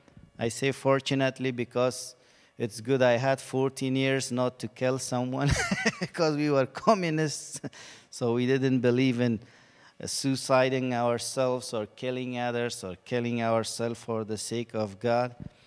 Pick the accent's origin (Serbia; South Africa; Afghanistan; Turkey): Afghanistan; English is a second language; now in Canada; so from Afghanistan, I was born in Afghanistan in a Muslim family. When you say Muslim, there are different kinds of Muslim, like Sister Roya was from a Shia background, I'm from a Sunni background